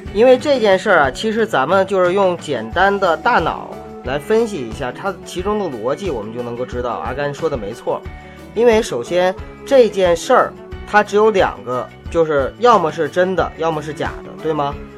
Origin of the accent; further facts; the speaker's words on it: Northeast China, China; now in Beijing, China; 我东北人嘛